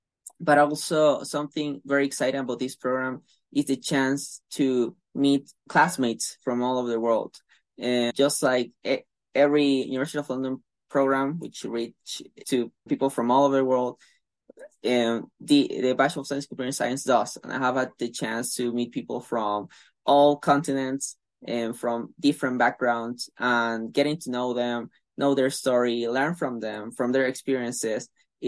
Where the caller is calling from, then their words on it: Venezuela; I'm calling from Venezuela, and I'm a student in the Bachelor of Science, Computer Science offered by University of London